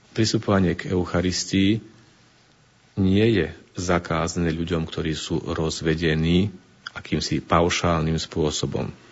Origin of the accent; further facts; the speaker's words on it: Slovakia; moved away as an adult; also born or lived in Italy; keď som pred 27 rokmi už odchádzal zo Slovenska, keď som vyrástol ešte v tajšom Československu